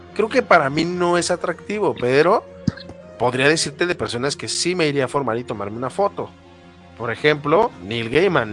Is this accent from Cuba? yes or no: no; Guadalajara, Jalisco, Mexico; de mi pueblo natal, de mi bella Guadalajara, que es una de las tres ciudades importantes del país